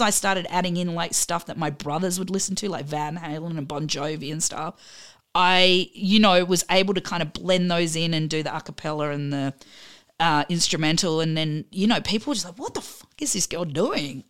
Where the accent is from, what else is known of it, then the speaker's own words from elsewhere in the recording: Adelaide, South Australia, Australia; moved away as an adult; now in Melbourne, Australia; I'm originally from Adelaide, and then I moved to Melbourne